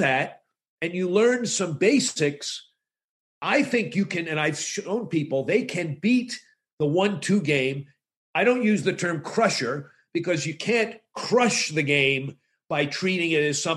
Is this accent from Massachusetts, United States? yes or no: yes; Boston, Massachusetts, United States; I'm from Boston